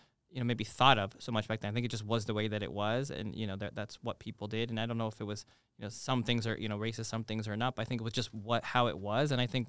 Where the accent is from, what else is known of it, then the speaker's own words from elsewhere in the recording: Toronto, Ontario, Canada; Now, I think I have a kind of unique upbringing in that I come from Toronto